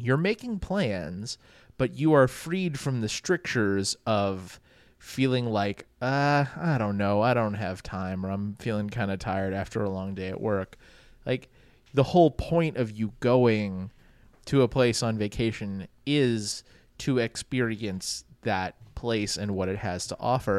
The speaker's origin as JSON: {"language": "English", "town": "New Orleans", "region": "Louisiana", "country": "United States", "tie": "born or raised there", "said": "I grew up in New Orleans"}